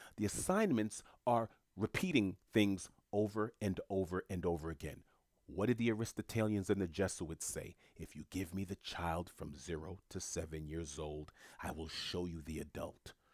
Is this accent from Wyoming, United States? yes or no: no; New York City, New York, United States; moved away as an adult; also born or lived in South Florida; Born and raised in New York City, I lived in Florida for about a decade and some change